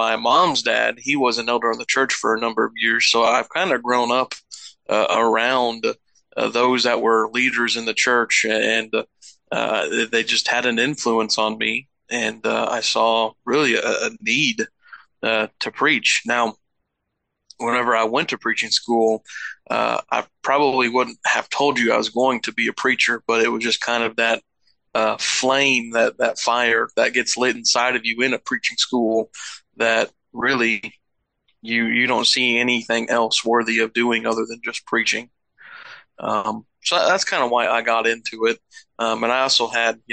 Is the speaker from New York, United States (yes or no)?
no; Lebanon, Missouri, United States; I grew up in Lebanon, Missouri